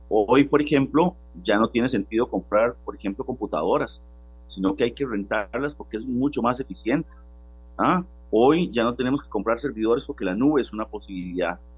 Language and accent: Spanish; Costa Rica; como costarricenses